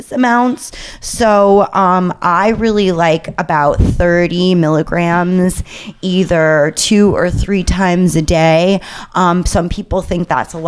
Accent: New York City, New York, United States; my hometown of New York City

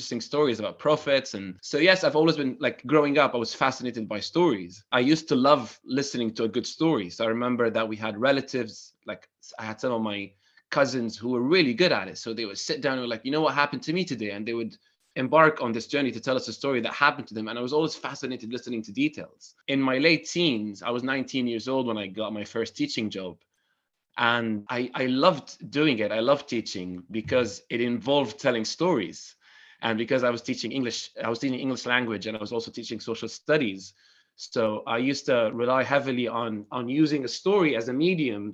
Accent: Damascus, Damascus Governorate, Syria; moved away as an adult; now in United Kingdom; I'm from Syria, Damascus

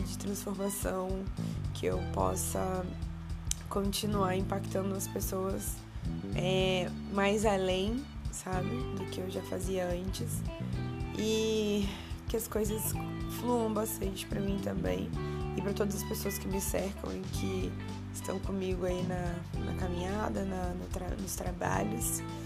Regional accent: Valença, Rio de Janeiro, Brazil; eu sou de Valença, que não é Vassouras. Valença é uma cidade que fica no interior do estado do Rio de Janeiro

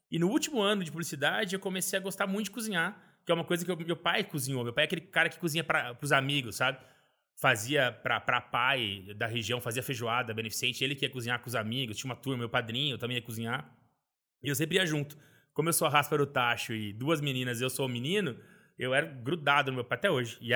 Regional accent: Valinhos, São Paulo, Brazil; also born or lived in Vinhedo; Eu nasci em Vinhedo, interior de São Paulo, mas sempre morei em Valinhas.

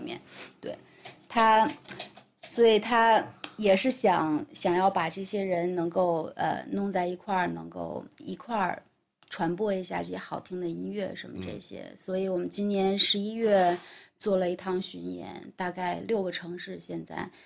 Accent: Guiyang, Guizhou, China; moved away; 贵阳是在贵州的唯一的一站，也是我的老家

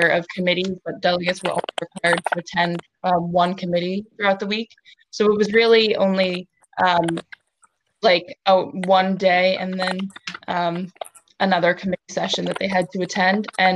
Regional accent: New York, United States; I'm from New York State

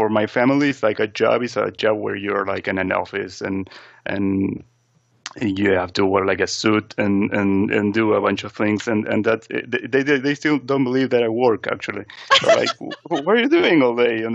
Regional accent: Argentina; moved away; I'm from Argentina originally

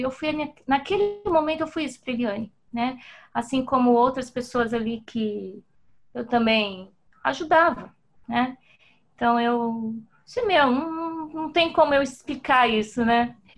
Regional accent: Brazil; como brasileira

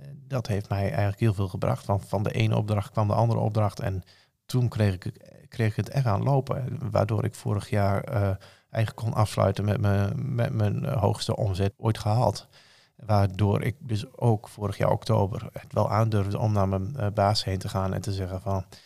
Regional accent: Rijssen, Overijssel, Netherlands; Ik kom uit Rijssen. Dat ligt in Twente. Geboren en getogen

